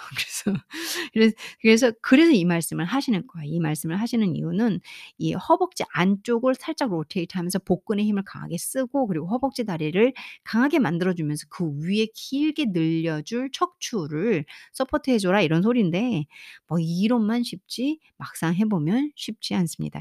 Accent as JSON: {"language": "Korean", "country": "South Korea", "said": "저는 이제 한국 사람이잖아요."}